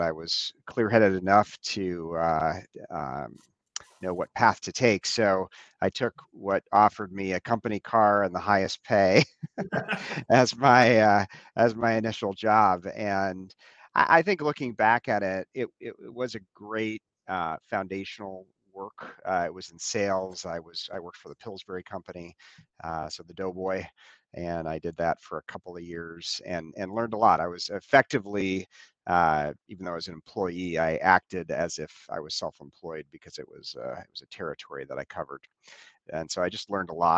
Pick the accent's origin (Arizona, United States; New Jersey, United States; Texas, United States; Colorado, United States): Arizona, United States; Scottsdale; moved away as an adult; also born or lived in Evanston, Illinois; now in Wheaton, United States; I was actually born in Evanston, but my family quickly thereafter moved to Scottsdale, Arizona, and that is where I grew up.